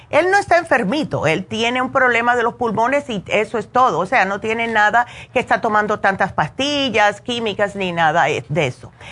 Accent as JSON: {"language": "Spanish", "region": "New Jersey", "country": "United States", "tie": "born or raised there", "moved": "yes", "lives_now": "Las Vegas, United States", "said": "me crié en New Jersey, solamente tenemos tres meses de verano"}